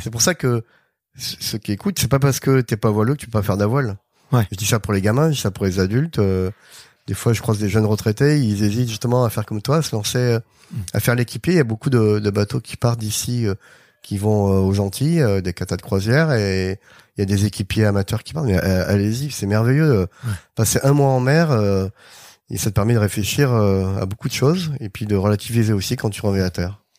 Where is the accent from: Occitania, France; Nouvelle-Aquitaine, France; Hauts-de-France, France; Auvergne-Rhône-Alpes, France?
Nouvelle-Aquitaine, France; Arcachon; moved away as an adult; also born or lived in Bordeaux; now in Les Sables-d'Olonne, France; je suis originaire de, Bordeaux, j'ai grandi à Arcachon.